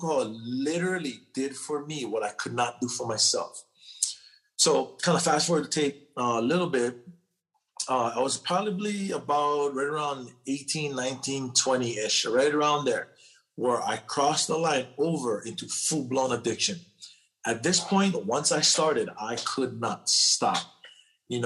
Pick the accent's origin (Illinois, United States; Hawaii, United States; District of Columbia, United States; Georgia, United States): Hawaii, United States; now in California, United States; I'm born and raised in Hawaii. I live in California now.